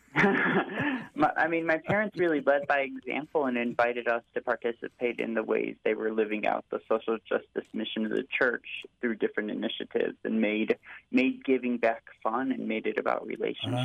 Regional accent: Naperville, Illinois, United States; the church I grew up at in Naperville, St. Thomas the Apostle

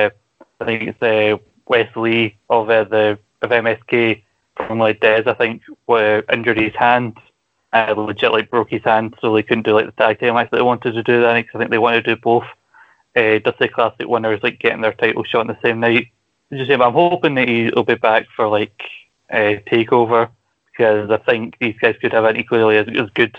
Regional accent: Scotland, United Kingdom; accent: Scottish

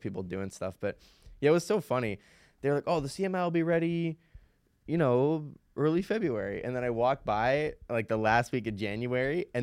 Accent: 35 minutes north of Pittsburgh, Pennsylvania, United States; now in Pittsburgh, United States; I'm from like 35 minutes north.

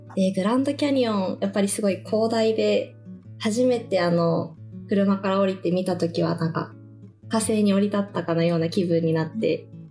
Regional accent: Tokyo, Japan; now in Arizona, United States; 東京出身なんですけど

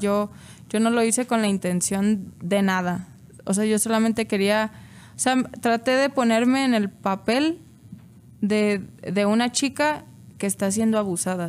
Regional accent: Salamanca, Guanajuato, Mexico; moved away; allá de donde soy, pues solo está la refinería

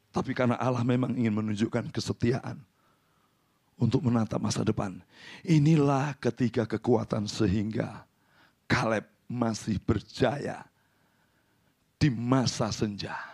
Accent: Central Java, Indonesia; Saya orang Jawa Tengah, tidak gampang menolak.

